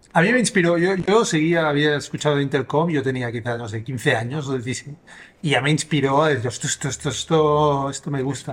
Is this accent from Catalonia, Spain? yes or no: yes; Sabadell, Catalonia, Spain; moved away; Yo soy de Sabadell